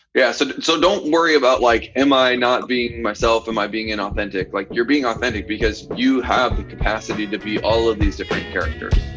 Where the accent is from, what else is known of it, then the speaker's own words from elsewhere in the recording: the South, United States; accent: southern; I'm from the south too